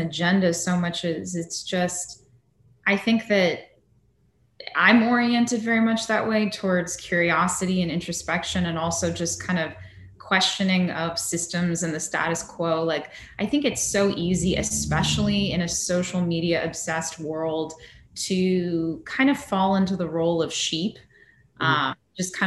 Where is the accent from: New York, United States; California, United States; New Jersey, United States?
California, United States; Northern; I'm from Northern California